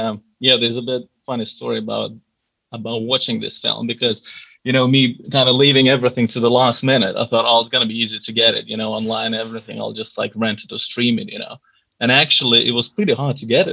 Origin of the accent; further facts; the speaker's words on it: Lithuania; now in London, United Kingdom; I'm originally from Lithuania, but I live in London. I've been living here for a while now